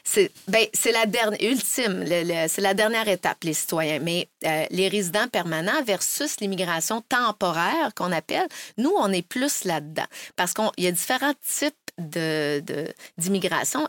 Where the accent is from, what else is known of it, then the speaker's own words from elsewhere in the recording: Quebec City, Quebec, Canada; also born or lived in France / Brazil; quand j'étais jeune, il n'y en avait pas à Québec